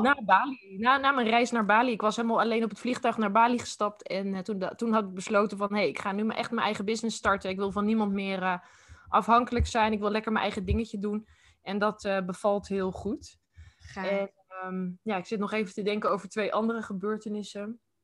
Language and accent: Dutch; Utrecht, Netherlands; ook in Utrecht. Ik ben echt geboren en getogen hier